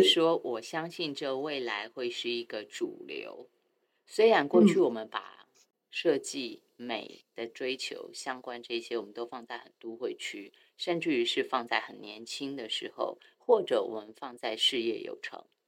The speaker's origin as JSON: {"language": "Chinese", "country": "Taiwan", "tie": "born or raised there", "said": "我很爱我的家乡，我很爱台湾"}